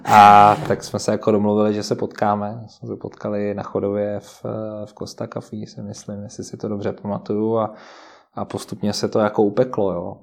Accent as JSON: {"language": "Czech", "region": "Moravia", "country": "Czechia", "tie": "born or raised there", "also_born_or_lived": "United Kingdom", "moved": "as an adult", "lives_now": "Czech Republic", "said": "já jsem vlastně jako z Moravy původem"}